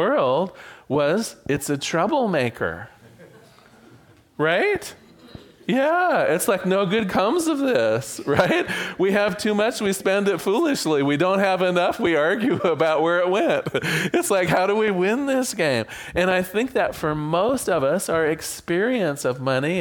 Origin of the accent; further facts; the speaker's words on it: Newport, Oregon, United States; I was born in Newport, Oregon